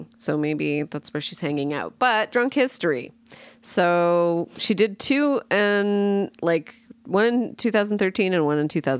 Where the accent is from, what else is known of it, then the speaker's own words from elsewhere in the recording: Brampton, Ontario, Canada; moved away; From my hometown, Brampton, Ontario.